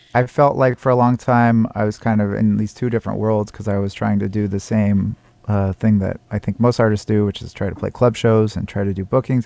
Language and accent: English; Seattle, Washington, United States; I come from Seattle